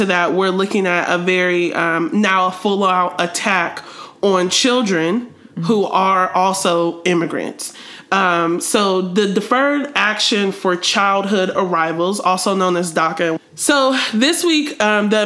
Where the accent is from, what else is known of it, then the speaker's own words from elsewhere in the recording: Ohio, United States; people that I grew up with in Ohio